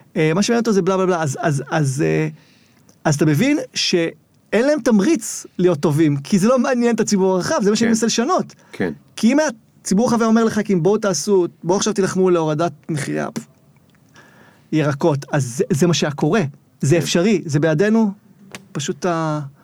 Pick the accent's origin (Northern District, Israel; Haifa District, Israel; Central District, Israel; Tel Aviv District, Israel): Haifa District, Israel; Zikhron Ya'akov; born or raised there